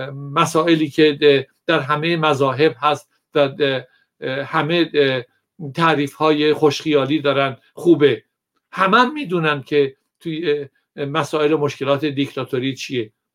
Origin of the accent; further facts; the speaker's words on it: Iran; من ایرانیم